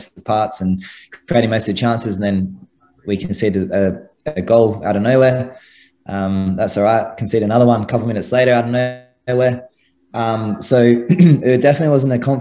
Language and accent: English; Adelaide, South Australia, Australia; I'm from Adelaide